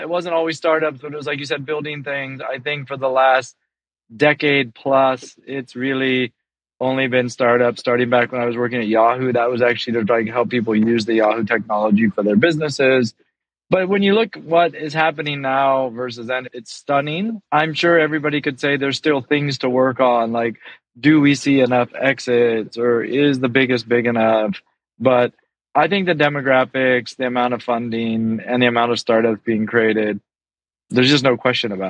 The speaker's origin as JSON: {"language": "English", "country": "United States", "tie": "born or raised there", "also_born_or_lived": "Hong Kong / China / Thailand", "moved": "as an adult", "lives_now": "Singapore", "said": "I was born and raised in the States"}